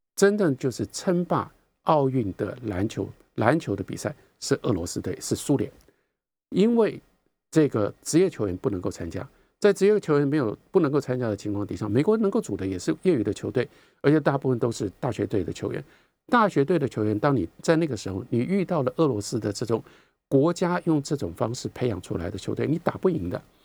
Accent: Taiwan; 我们在台湾

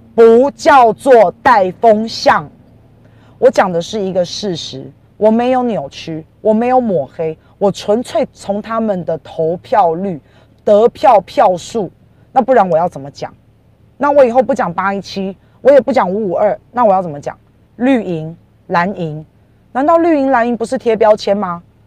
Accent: Taiwan; 因为我以前都讲我是台湾人，我是台湾人

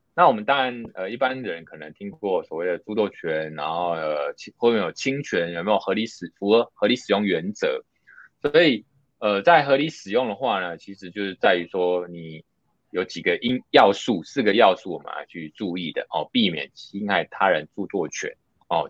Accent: Taiwan; 因为我们台湾这边其实还蛮讲求资通管理

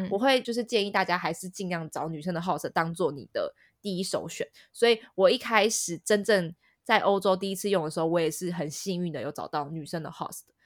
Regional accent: Taipei, Taiwan; 身为台北人的我们

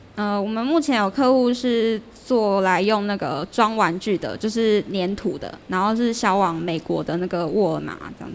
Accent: Changhua County, Taiwan; 如果对我们彰化当地有认同的话

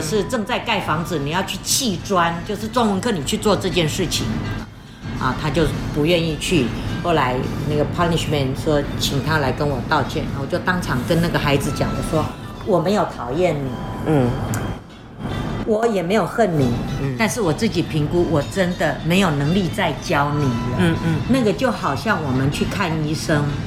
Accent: Taiwan; also born or lived in Eswatini; 就我们台湾话叫做

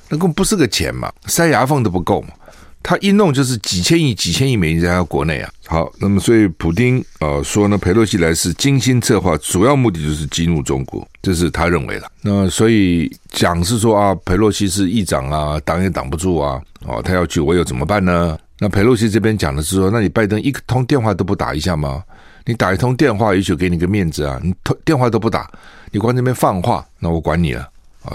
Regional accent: Taiwan; 对于我们台湾人来讲，那个地方薪水比， 比在国内多几倍

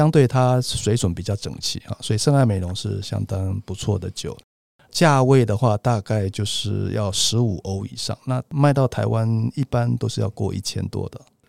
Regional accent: Bordeaux, Nouvelle-Aquitaine, France; 那葡萄酒的区域非常多，最熟悉的当然就是波尔多，就是我家乡这边。

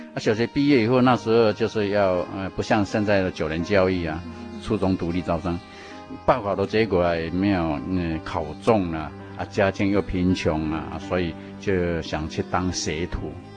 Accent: Chiayi, Chiayi City, Taiwan; 我的老家是在嘉义市的美尼，就是以前的嘉义农庄的对面，一个村庄。我们那个村庄可以说都是传统民间信仰

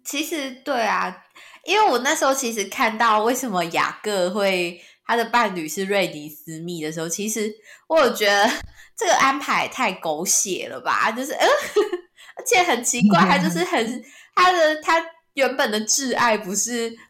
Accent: Taiwan; 身为台湾人

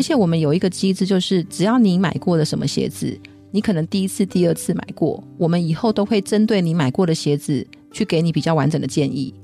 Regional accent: Taiwan; 我们台湾人的脚

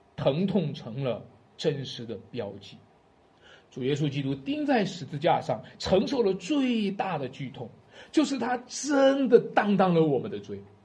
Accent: Shanxi, China; 我们山西人的味道就是醋的味道，山西人喜欢吃醋

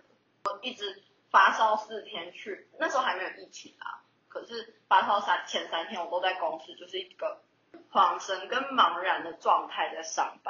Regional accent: southern Taiwan, Taiwan; 我是南部来的，然后我在这里没有没有认识的人

